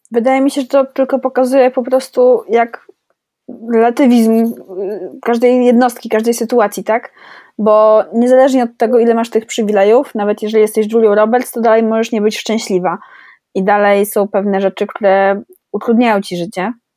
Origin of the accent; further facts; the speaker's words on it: Poland; jestem urodzona w Polsce